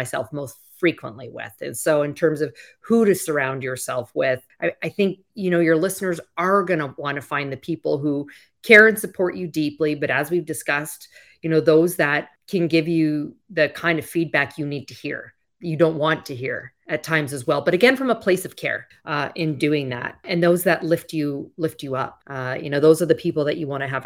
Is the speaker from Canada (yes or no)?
yes; Canada; moved away; I'm originally from Canada